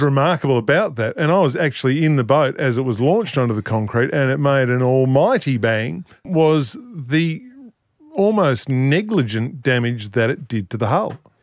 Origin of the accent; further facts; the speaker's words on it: Flinders Island, Tasmania, Australia; I grew up on Flinders Island, uh, which is in the middle of Bass Strait